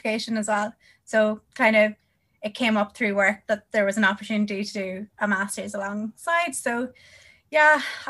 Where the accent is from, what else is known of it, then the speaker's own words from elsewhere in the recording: Northern Ireland, United Kingdom; I'm from Northern Ireland